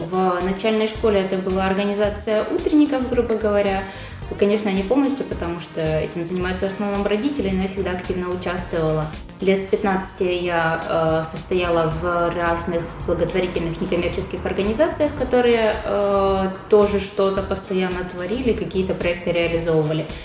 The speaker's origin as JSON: {"language": "Russian", "region": "southern Russia", "country": "Russia", "moved": "yes", "lives_now": "Czech Republic", "said": "Приехала в Чехию я 6 лет назад. Э, приехала из России, с юга России."}